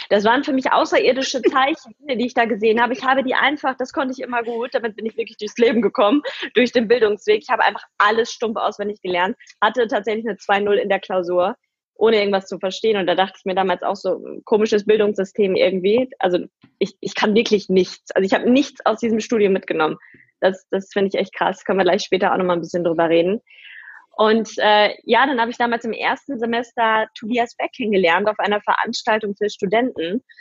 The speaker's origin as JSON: {"language": "German", "town": "Paderborn", "region": "North Rhine-Westphalia", "country": "Germany", "tie": "born or raised there", "said": "Ich bin halt wirklich so ein klassisches Dorfmädchen. Ich bin bei Paderborn aufgewachsen, in einem Vorort, äh, total behütet, äh, mit meinen Eltern gemeinsam, mit meinem Bruder."}